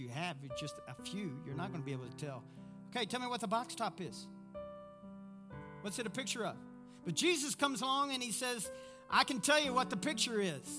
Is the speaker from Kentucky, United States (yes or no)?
yes; Kentucky, United States; I'm from Kentucky. We know how to communicate, though. We just don't know grammar.